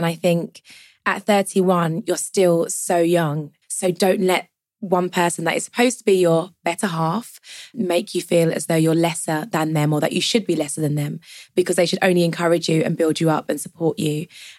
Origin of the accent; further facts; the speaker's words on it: Jamaica; So I'm Jamaican, so family events always go with Tupperware because there's always food left over.